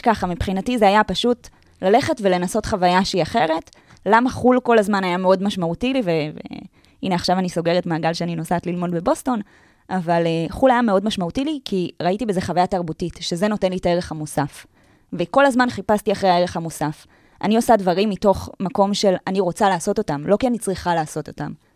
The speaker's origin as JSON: {"language": "Hebrew", "town": "Tel Aviv", "region": "Tel Aviv District", "country": "Israel", "tie": "born or raised there", "said": "אני גדלתי בתל אביב"}